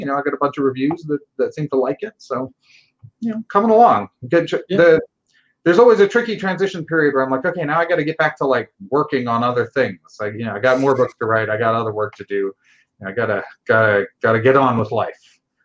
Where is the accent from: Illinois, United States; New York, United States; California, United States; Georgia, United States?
New York, United States; Westchester; moved away as an adult; also born or lived in Pittsburgh; now in Seattle, United States; I grew up in Westchester, so a little bit north of New York City.